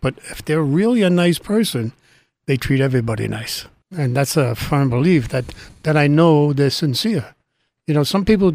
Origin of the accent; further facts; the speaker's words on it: New York City, New York, United States; also born or lived in Staten Island, New York; raised in Brooklyn, we had a four-room apartment